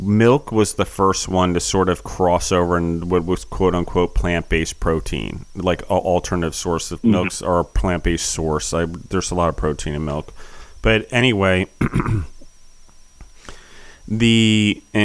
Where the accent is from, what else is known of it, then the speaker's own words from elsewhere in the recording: United States; as an American